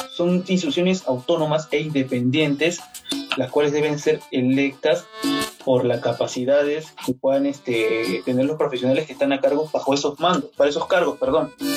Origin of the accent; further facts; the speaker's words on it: Peru; como peruanos